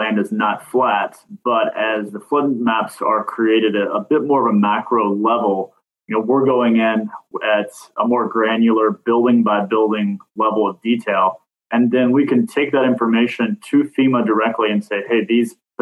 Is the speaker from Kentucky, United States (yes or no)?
yes; Kentucky, United States; moved away; I'm originally from Kentucky, moved south to warmer weathers